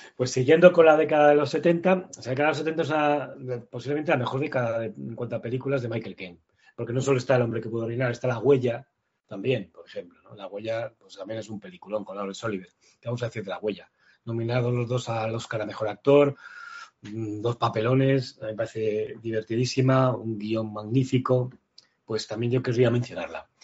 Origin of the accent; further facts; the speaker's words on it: Madrid, Community of Madrid, Spain; yo vivía, en mi infancia vivía en Usera.